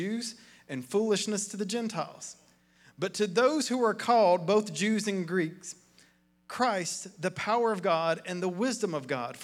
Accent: Athens, Tennessee, United States; I grew up in Athens across the river, in McMinn County

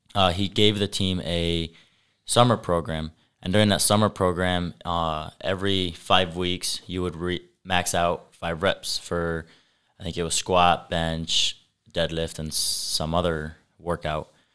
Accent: Sturgis, Michigan, United States; also born or lived in LaGrange, Indiana; I was born in LaGrange, Indiana, which is about half hour from here, west, but I was raised in Sturgis, Michigan

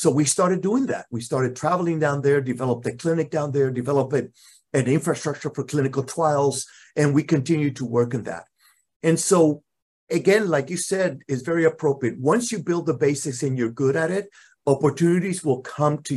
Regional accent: Puerto Rico; moved away as an adult; I'm originally from Puerto Rico. I left Puerto Rico close to 40 years ago

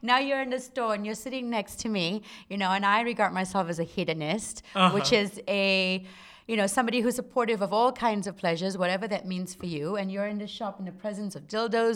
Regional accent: Singapore; moved away; I grew up in Singapore, and I grew up in a Malay Muslim household

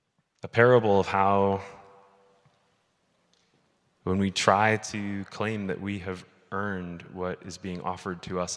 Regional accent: Midwest, United States; the Covenant Church that I grew up in the Midwest.

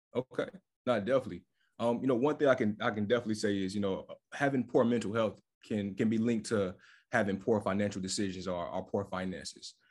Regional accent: Fayetteville, North Carolina, United States; moved away as an adult; also born or lived in Charlotte, North Carolina; now in Washington, D.C., United States; I'm based out of Washington, D C. I'm originally from Fayetteville, North Carolina.

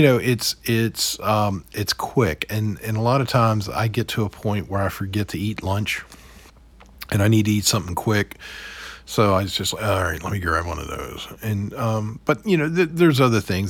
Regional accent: Roanoke, Virginia, United States; I grew up in Roanoke

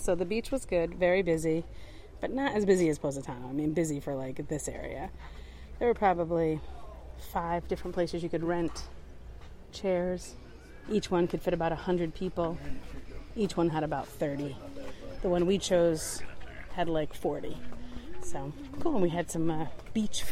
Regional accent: Michigan, United States

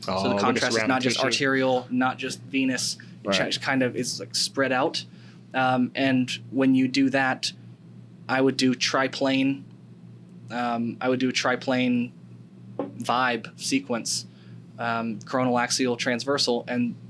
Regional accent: United States; I'm an American

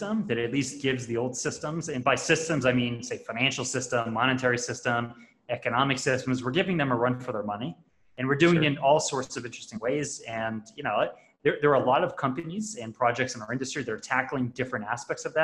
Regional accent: Long Island, New York, United States; moved away as an adult; now in Puerto Rico; I grew up in Long Island, New York, and I've bounced around a bunch in my life, but I'm actually calling in from Puerto Rico right now

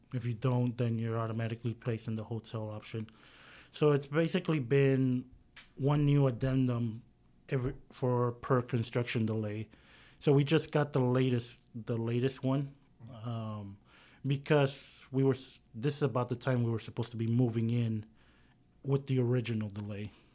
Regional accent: San Diego, California, United States; now in Sacramento, United States; I'm a native from San Diego, California.

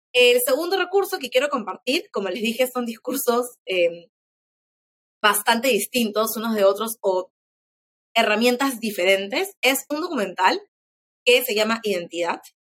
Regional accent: Peru; quiénes somos como peruanos

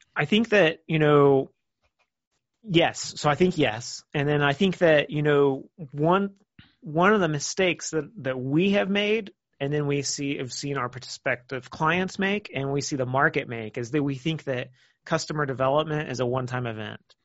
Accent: Kansas City, United States; moved away; I'm originally from Kansas City

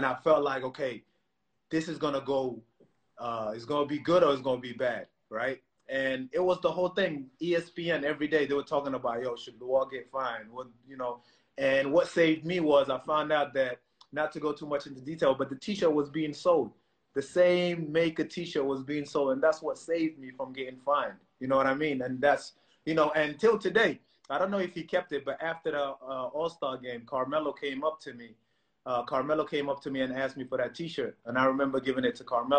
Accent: Croydon, London, United Kingdom; I come from Africa. I come from South Norwood. I come from Croydon. You know what I mean? I go to Brixton.

